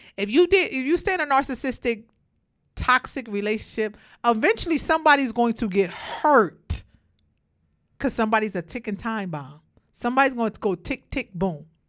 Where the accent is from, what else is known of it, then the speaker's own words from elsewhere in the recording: Brooklyn, New York, United States; I came from Brooklyn. I came from the projects. I had a rough life myself growing up